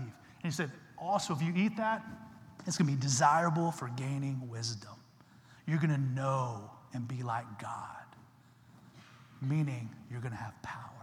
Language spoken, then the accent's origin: English; Texas, United States; I'm from Texas